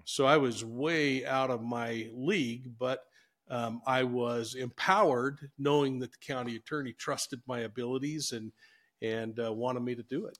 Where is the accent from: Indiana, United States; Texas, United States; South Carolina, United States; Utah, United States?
Utah, United States; Salt Lake City; now in Ogden, United States; I grew up in Salt Lake City, moved in my senior year of high school.